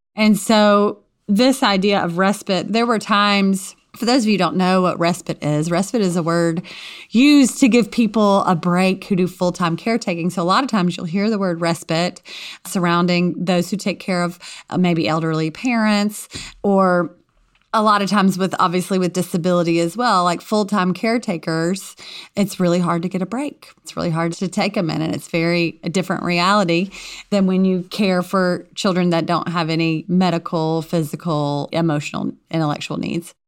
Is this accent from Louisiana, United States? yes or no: yes; Louisiana, United States; I grew up, um, in a very small community in Louisiana.